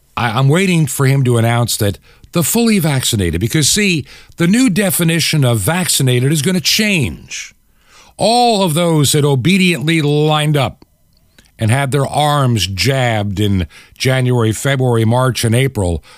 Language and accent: English; New York, United States; moved away as an adult; also born or lived in Long Island, New York / Toccoa, Georgia / Atlanta, Georgia / Clarksville, Georgia; While I was born in New York, raised as a very young child in Long Island, my high school years in a small town upstate